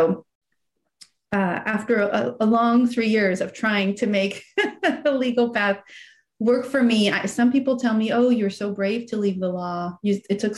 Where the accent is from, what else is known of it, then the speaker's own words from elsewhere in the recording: California, United States; English is a second language; also born or lived in Iran / Paris, France / San Francisco; my mom and I moved to the States, to California, where my mom had some family. So then that was in the third grade, I started to learn my third language, which was English